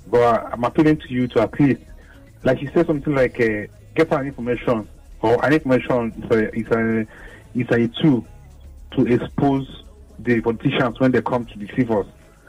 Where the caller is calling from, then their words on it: Lagos, Nigeria; I'm calling from Ajah.